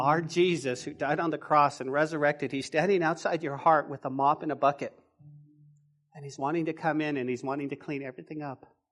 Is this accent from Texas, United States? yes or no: no; Taos, New Mexico, United States; when I was growing up in Taos, my grandma, my grandma's house